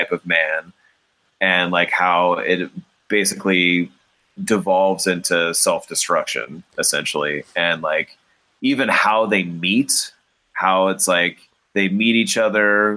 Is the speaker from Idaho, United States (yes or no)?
no; Cupertino, California, United States; one of the main theaters that I grew up near in Cupertino